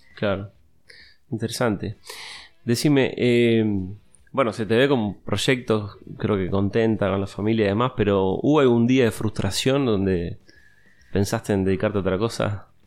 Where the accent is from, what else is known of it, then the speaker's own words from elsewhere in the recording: Uruguay; como uruguayo